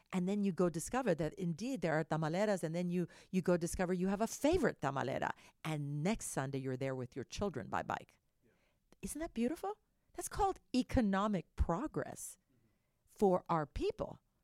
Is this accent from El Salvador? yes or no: yes; El Salvador; now in Houston, United States; I was born in the San Salvador volcano